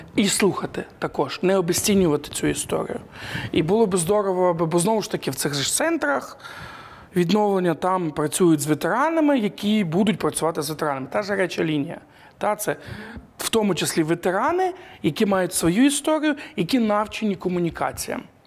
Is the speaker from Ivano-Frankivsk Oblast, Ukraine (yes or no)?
yes; Ivano-Frankivsk Oblast, Ukraine; я з Івано-Франківської області